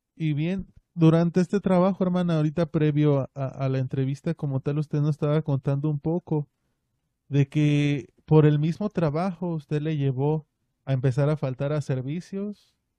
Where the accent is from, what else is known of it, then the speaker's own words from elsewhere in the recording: Mexico City, Mexico; moved away as an adult; also born or lived in Puebla; now in Ciudad Juárez, Mexico; Yo estuve viviendo pues toda mi niñez en la Ciudad de México, en la capital